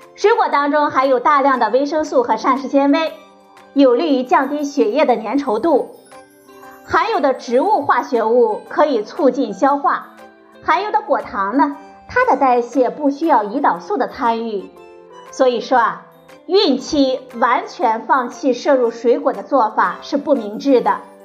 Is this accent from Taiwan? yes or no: no; China; 我们中国人